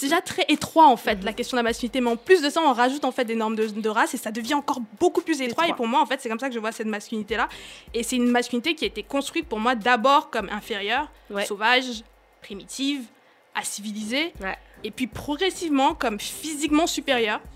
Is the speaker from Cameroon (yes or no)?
yes; Cameroon; moved away; j'ai grandi, grandi au Cameroun, j'ai grandi en Afrique